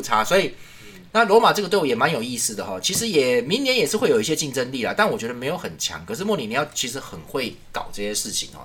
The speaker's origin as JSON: {"language": "Chinese", "country": "Taiwan", "said": "我们是台湾人"}